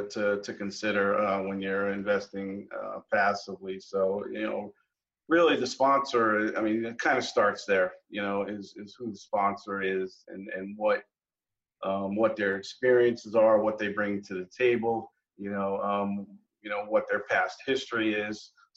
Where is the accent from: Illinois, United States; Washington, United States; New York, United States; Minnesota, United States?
New York, United States; Long Island; moved away as an adult; also born or lived in Texas; now in Tampa, United States; I was born in New York and raised in New York area in Long Island